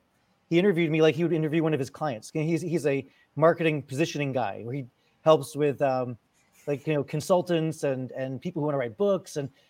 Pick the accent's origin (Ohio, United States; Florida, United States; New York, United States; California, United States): New York, United States; Chappaqua; I grew up in Westchester County, went to school in Chappaqua, New York, which is a very wealthy area, very wealthy enclave in Westchester.